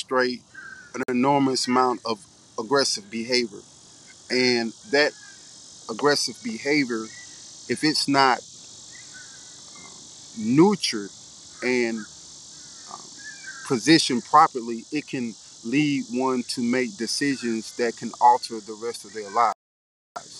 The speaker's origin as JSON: {"language": "English", "town": "Houston", "region": "Texas", "country": "United States", "tie": "born or raised there", "said": "I'm from Houston, Texas, the South Side"}